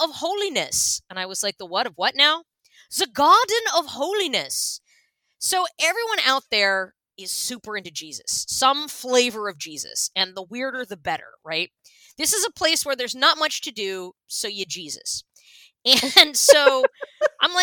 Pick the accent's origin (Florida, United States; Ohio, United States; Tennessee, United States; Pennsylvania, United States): Pennsylvania, United States; moved away; I'm from Pennsylvania